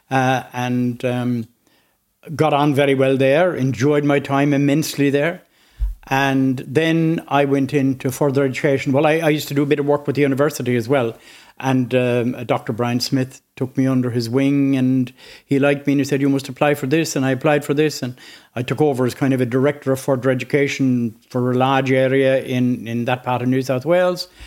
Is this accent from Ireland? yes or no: yes; Inniscarra, Munster, Ireland; also born or lived in Australia; Grew up there, went to school